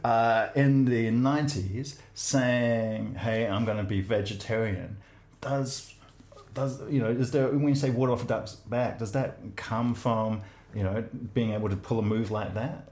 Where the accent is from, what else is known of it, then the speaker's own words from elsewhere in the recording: New Zealand; I'm a Kiwi male